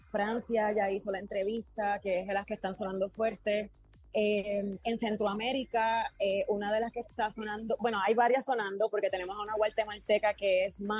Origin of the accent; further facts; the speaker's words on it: Puerto Rico; Llegamos al segmento que nos distingue como puertorriqueños. Hablando como boricua.